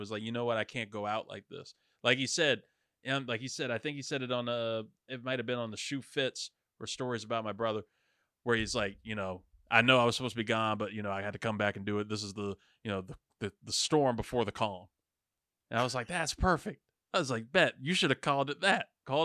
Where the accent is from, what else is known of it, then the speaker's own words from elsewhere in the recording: Virginia Beach, Virginia, United States; First song on there … I was like, whoa, dude. Oh, yo, here we go. This is going to be, this is my hometown, my homeland.